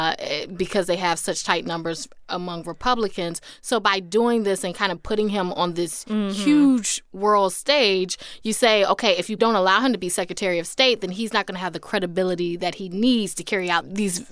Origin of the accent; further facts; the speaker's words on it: North Carolina, United States; I am from North Carolina. I was born and raised there, but I went to Howard University.